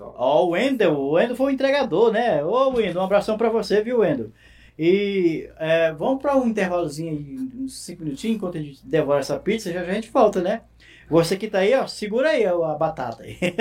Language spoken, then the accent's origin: Portuguese; Piauí, Brazil; moved away; eu fui para minha da cidade Piripiri, que eu sou também piauiense